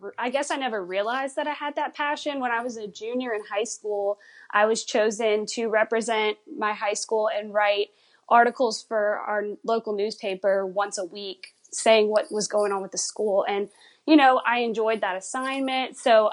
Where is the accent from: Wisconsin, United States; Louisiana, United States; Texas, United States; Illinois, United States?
Louisiana, United States; But since, like I said, I'm from Louisiana, I can't be in the parks all the time.